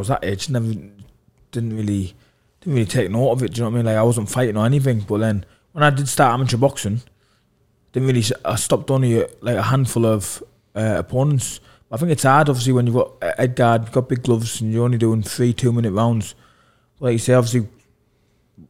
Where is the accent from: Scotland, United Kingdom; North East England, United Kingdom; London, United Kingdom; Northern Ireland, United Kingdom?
North East England, United Kingdom; We're both from the North East and it's in Newcastle